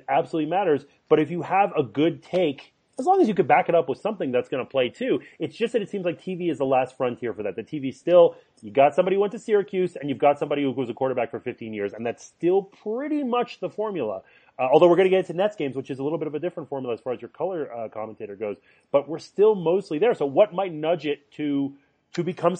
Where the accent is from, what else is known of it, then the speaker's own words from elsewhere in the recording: Montreal, Quebec, Canada; Hockey, well, I grew up in Montreal. That's saturated.